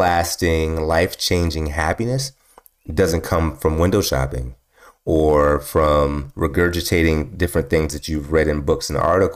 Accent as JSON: {"language": "English", "town": "Milwaukee", "region": "Wisconsin", "country": "United States", "tie": "born or raised there", "moved": "yes", "said": "I grew up in Milwaukee, Wisconsin, right? Milwaukee, Wisconsin, a long time ago. I grew up there."}